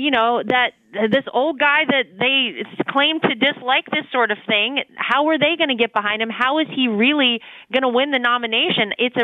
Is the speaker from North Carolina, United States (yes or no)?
yes; North Carolina, United States; I grew up in North Carolina. I come from a family of farmers. I still have blueberry farmers and hog farmers in my family.